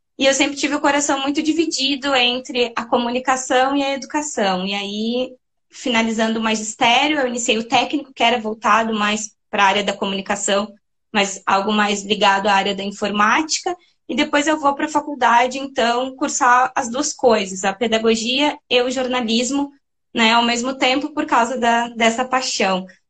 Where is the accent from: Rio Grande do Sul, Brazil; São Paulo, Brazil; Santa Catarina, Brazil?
Rio Grande do Sul, Brazil; São Francisco de Paula; moved away; Eu sou natural de São Francisco de Paula, na Serra Gaúcha. É, eu não, eu não sou da região metropolitana, eu nasci em São Chico